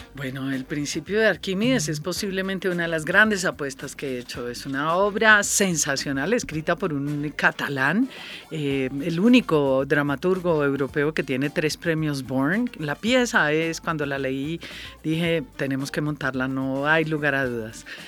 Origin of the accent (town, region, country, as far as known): Colombia